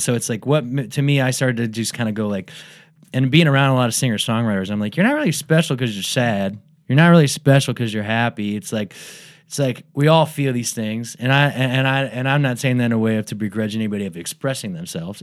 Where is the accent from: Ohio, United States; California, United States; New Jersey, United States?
Ohio, United States; Medina; I'm from Medina, Ohio.